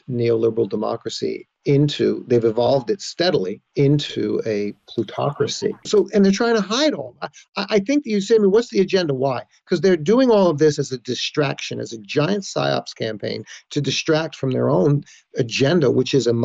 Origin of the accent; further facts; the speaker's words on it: Yonkers, New York, United States; moved away as an adult; also born or lived in Los Angeles; as a young boy, we grew up in Yonkers, New York